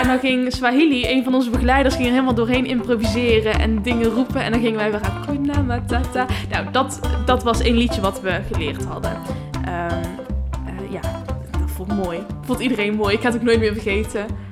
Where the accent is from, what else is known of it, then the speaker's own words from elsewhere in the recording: Netherlands; En dan zit je daar als Nederlander met je, met je, met je witte hoofd